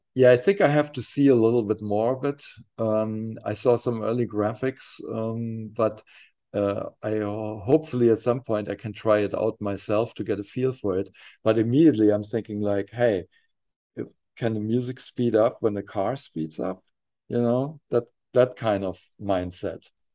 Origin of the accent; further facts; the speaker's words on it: near Frankfurt, Hesse, Germany; we were bo-, uh, both, uh, growing up near Frankfurt, Germany